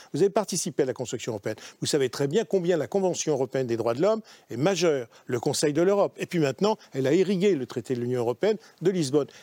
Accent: France; on est français ensemble, hein, avec Mme Bastier, on est français

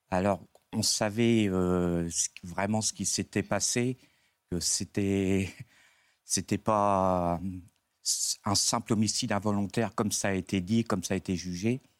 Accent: Dieppe, Normandy, France; moi je suis de la région diepoise

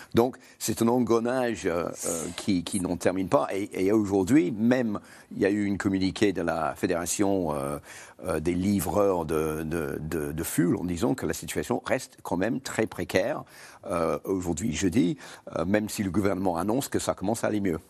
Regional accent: United Kingdom; French is a second language; moved away; j'ai grandi en Grande-Bretagne

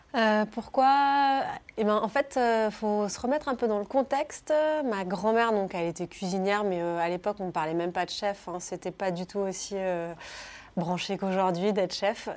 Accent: Cornas, Auvergne-Rhône-Alpes, France; moved away as an adult; also born or lived in Lille / Bordeaux / India / United States; j'ai grandi donc à Cornas, qui est un petit bled en Ardèche

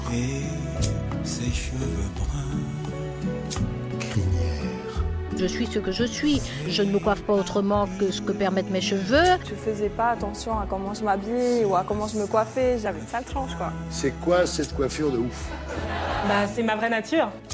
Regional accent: New Caledonia; moved away; je viens de la Nouvelle-Calédonie

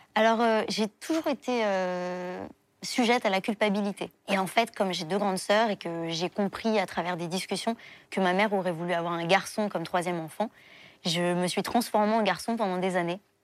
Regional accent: Paris, Île-de-France, France; also born or lived in Levallois-Perret; je suis née à Levallois-Perret, mais j'ai toujours vécu à Paris

